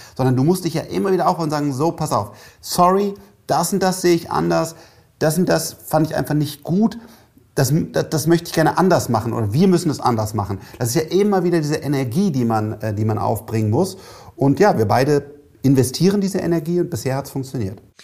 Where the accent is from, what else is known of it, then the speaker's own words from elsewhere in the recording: Cologne, North Rhine-Westphalia, Germany; ich bin Kölner